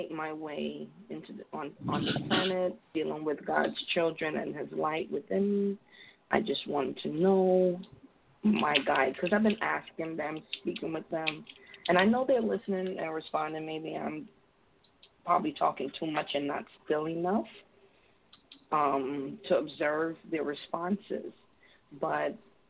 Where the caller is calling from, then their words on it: Connecticut, United States; I'm calling in from Connecticut.